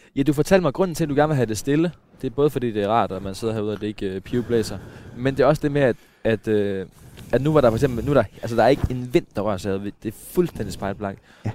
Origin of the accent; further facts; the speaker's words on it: Mossø, Central Denmark Region, Denmark; jeg voksede op omkring Mosø